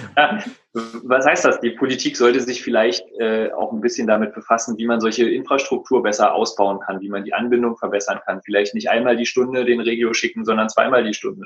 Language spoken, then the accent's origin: German; Berlin, Germany; ich bin äh, gebürtiger Berliner